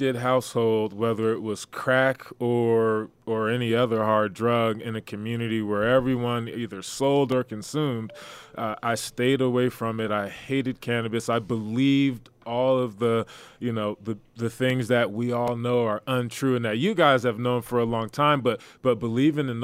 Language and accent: English; New Jersey, United States; I'm from New Jersey originally